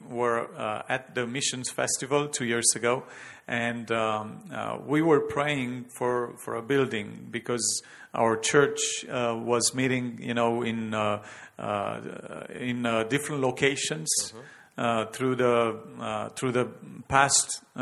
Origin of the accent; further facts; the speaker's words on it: Romania; we are actually born and raised in Romania.